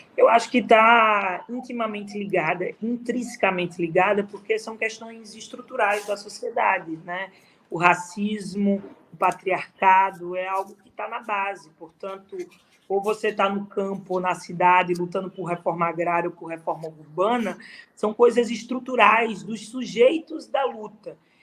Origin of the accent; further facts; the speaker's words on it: Caruaru, Pernambuco, Brazil; also born or lived in Recife; acabei começando a fazer teatro em Caruaru, na minha cidade